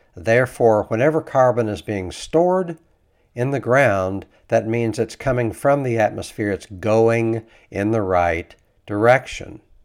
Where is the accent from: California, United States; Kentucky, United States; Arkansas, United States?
Kentucky, United States; I grew up in Kentucky.